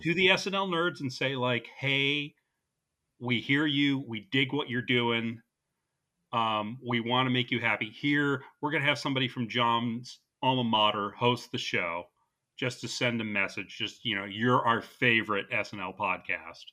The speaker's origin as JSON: {"language": "English", "region": "New Jersey", "country": "United States", "said": "two nerds from New Jersey."}